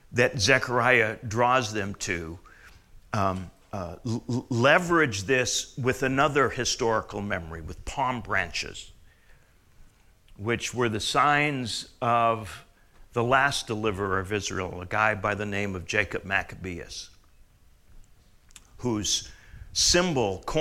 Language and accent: English; Canada; Well, like your July the 4th, like my July the 1st, because I'm Canadian.